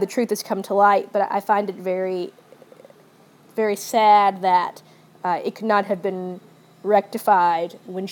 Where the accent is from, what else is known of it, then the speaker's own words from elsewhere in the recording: the South, United States; growing up in the South